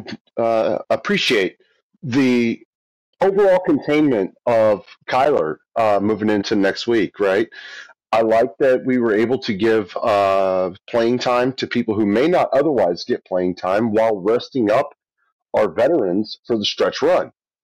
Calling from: Oklahoma City, Oklahoma, United States; Oklahoma City.

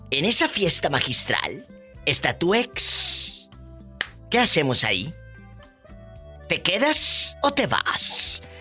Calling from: Ruidoso, New Mexico, United States; desde Ruidoso, Nuevo México.

